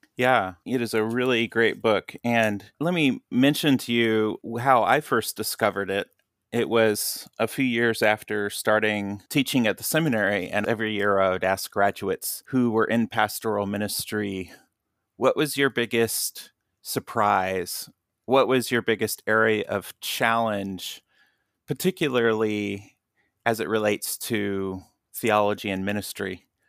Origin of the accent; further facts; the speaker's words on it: Kansas, United States; now in Michigan, United States; growing up in Kansas